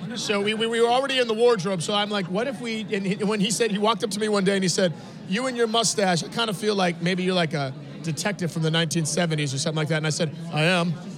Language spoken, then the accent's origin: English; Los Angeles, California, United States; I'm um, from Los Angeles, California, born and raised